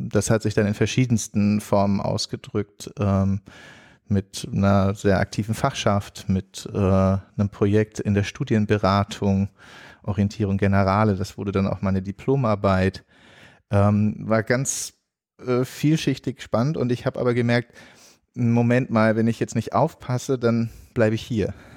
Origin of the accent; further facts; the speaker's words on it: Germany; moved away as an adult; also born or lived in Mostar / Catalonia; als Deutscher